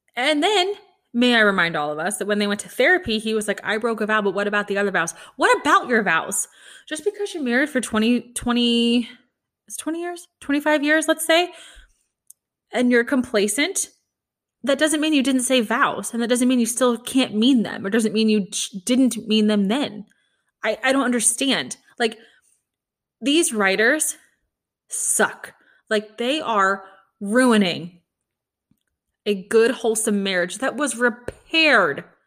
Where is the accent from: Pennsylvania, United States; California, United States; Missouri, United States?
Missouri, United States; Kansas City; I'm from Kansas City.